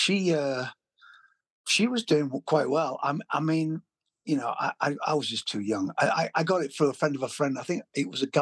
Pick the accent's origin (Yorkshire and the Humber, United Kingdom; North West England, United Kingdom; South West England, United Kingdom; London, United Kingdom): Yorkshire and the Humber, United Kingdom; Leeds; I lived in a village just outside Leeds called Rawdon